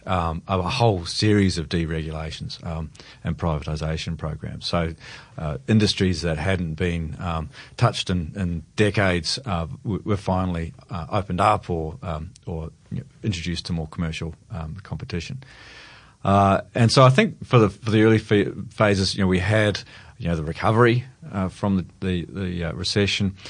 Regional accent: New Zealand; now in Australia; I'm a Kiwi originally

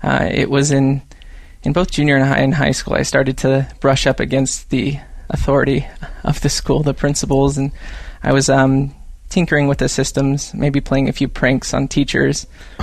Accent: Paradise, California, United States; I grew up in the foothills of Northern California. A town called Paradise near Chico. So kind of foothills in the valley.

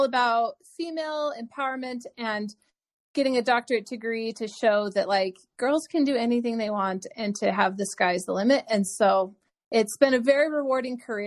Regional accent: Wyoming, United States; I was growing up in Wyoming and they have a great school of pharmacy program

